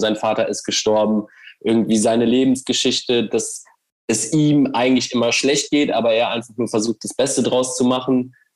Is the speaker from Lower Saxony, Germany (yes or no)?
no; Cologne, North Rhine-Westphalia, Germany; als Kölner